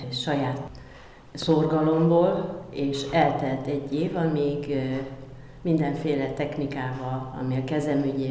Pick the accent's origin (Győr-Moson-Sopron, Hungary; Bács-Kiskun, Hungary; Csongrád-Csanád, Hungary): Bács-Kiskun, Hungary; Kecskemét; Kecskeméti vagyok, törzsgyökeres Kecskeméti